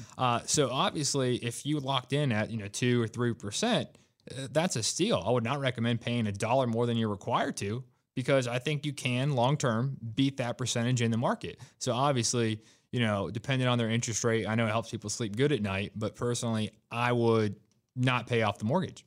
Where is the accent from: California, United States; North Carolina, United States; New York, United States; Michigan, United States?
North Carolina, United States; Raleigh; I was born and raised in Raleigh. I've been here most of my life